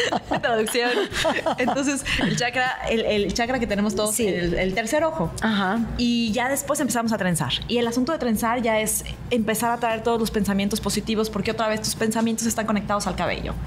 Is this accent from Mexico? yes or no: yes; Mexico; no parezco mexicana